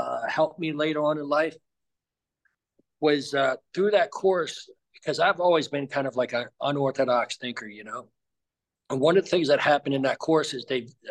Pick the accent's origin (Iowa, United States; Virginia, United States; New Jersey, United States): New Jersey, United States; moved away as an adult; I grew up in New Jersey.